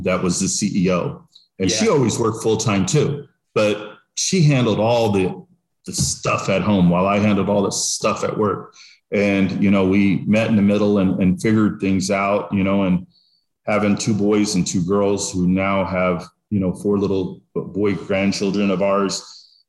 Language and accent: English; Texas, United States; now in Delaware, United States; I'm from Texas